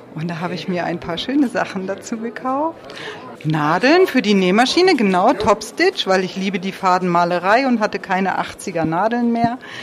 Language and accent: German; Lüneburg Heath, Lower Saxony, Germany; Wir kommen ja auch aus dem Norden, aus der Lüneburger Heide